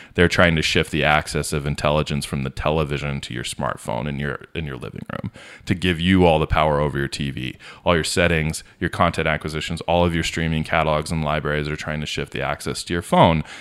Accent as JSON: {"language": "English", "town": "Denver", "region": "Colorado", "country": "United States", "tie": "born or raised there", "also_born_or_lived": "Los Angeles / Orange County", "moved": "as an adult", "said": "I grew up in a master plan community outside of Denver, like South Denver metro area"}